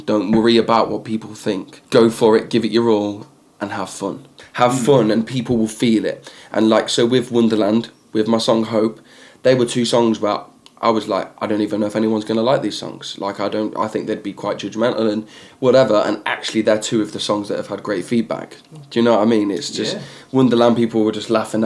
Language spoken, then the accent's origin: English; North Wales, United Kingdom; also born or lived in Leicester; I grew up in North Wales